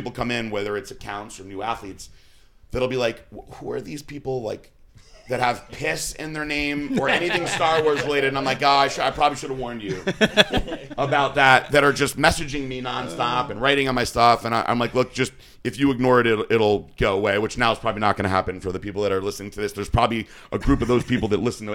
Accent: Danbury, Connecticut, United States; I'm from Danbury.

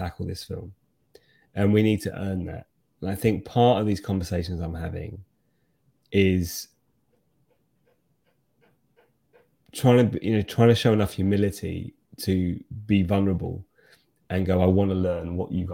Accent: United Kingdom; as a Brit

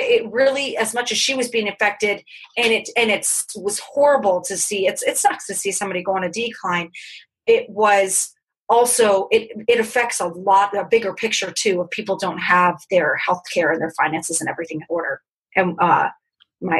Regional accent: California, United States; I grew up in California.

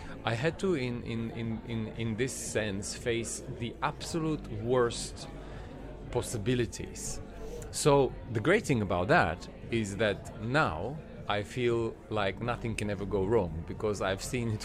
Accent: Montenegro; moved away as an adult; now in London, United Kingdom; I'm from Montenegro, which is... iconically stubborn people

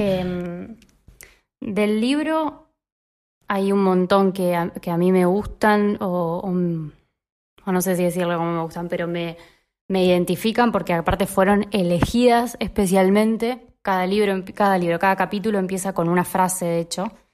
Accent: Lomas de Zamora, Buenos Aires Province, Argentina; soy de Lomas

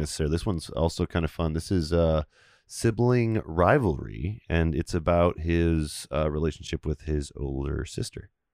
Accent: Beloit, Wisconsin, United States; the kids I grew up with in Beloit

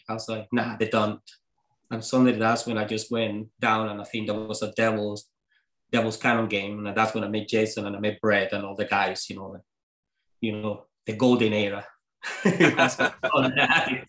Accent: Venezuela; English is a second language; moved away as an adult; now in Scotland; I'm coming from Venezuela.

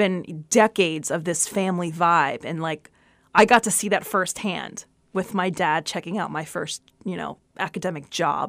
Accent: Brooklyn, New York, United States; born there; I guess because I was born in Brooklyn, right? And my dad and my mom lived in Brooklyn or whatever.

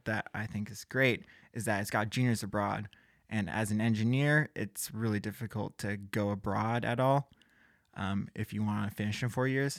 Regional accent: Gig Harbor, Washington, United States; I'm from Gig Harbor, Washington

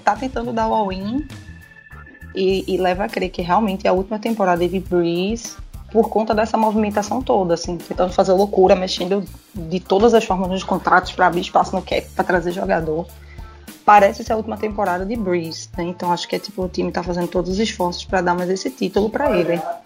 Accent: Recife, Pernambuco, Brazil; sou de Recife

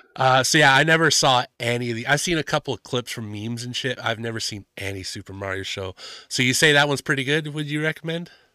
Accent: Canada; I'm from Canada

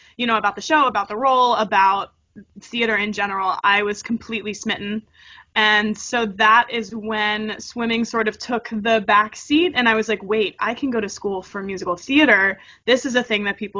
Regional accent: Harrisburg, Pennsylvania, United States; moved away as an adult; now in New York, United States; I was born and raised in Harrisburg, Pennsylvania

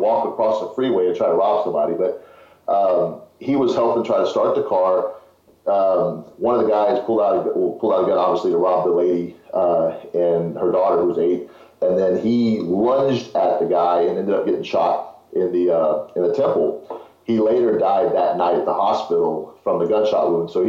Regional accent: Houston, Texas, United States; also born or lived in Fort Worth, Texas; I was born in Houston, moved to Fort Worth, and then moved back to Houston when I was about eight, seven

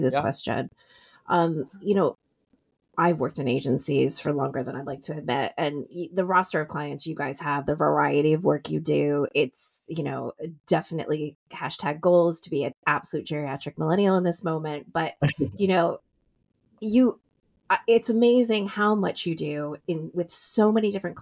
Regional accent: Summit, New Jersey, United States; Go Jersey. I'm from Summit.

